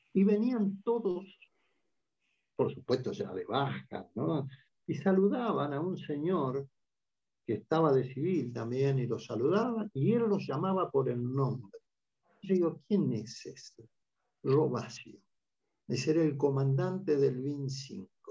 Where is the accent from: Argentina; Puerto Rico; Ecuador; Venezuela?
Argentina; como argentinos